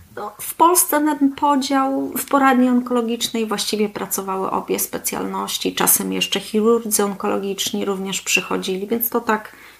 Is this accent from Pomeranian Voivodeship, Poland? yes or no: yes; Gdańsk, Pomeranian Voivodeship, Poland; moved away as an adult; now in Kalmar, Sweden; Pochodzę z Gdańska y, i tam studiowałam, tam też zdobyłam swoją specjalizację onkologiczną